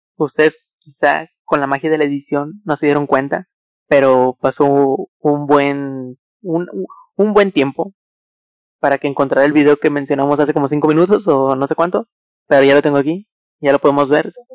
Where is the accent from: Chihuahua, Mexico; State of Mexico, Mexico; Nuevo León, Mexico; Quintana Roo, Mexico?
Nuevo León, Mexico; Monterrey; soy de ahí, pero pues de un poquito más alejado de, al lado de esas personas. Pero somos de, de Monterrey